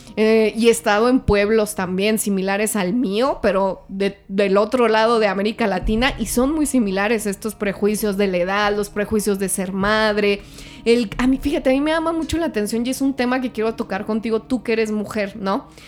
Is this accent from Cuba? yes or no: no; Parral, Chihuahua, Mexico; moved away; yo soy mexicana y yo soy de provincia, soy de Parral, Chihuahua